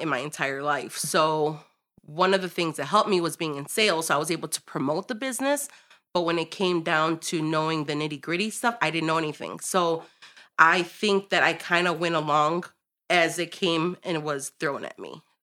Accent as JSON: {"language": "English", "town": "Chicago", "region": "Illinois", "country": "United States", "tie": "born or raised there", "said": "I'm born and raised in Chicago"}